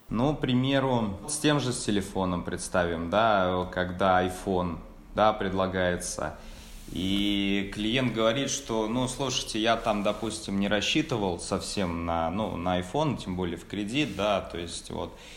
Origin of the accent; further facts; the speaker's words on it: Tolyatti, Samara Oblast, Russia; moved away as an adult; now in Krasnodar, Russia; родом из Самарской области, точнее город Тольятти